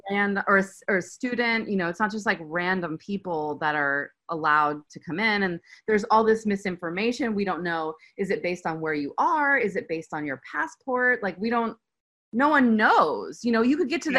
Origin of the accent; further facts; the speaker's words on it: United States; moved away as an adult; now in Turkey; as an American